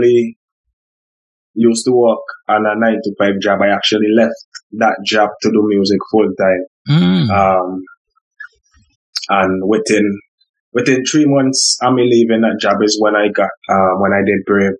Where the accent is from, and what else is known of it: St. Vincent & Grenadines; born or raised there